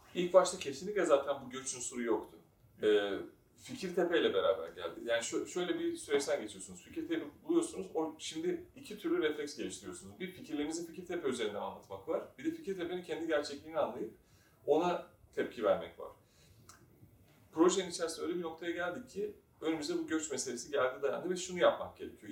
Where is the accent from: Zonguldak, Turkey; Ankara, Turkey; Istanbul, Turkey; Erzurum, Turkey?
Istanbul, Turkey; ben de zaten Erenköy'de büyüdüm.